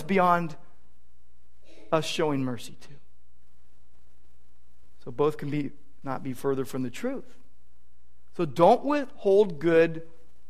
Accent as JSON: {"language": "English", "town": "Downey", "region": "California", "country": "United States", "tie": "born or raised there", "said": "When I was a kid growing up in Downey, my dad was an L.A. policeman"}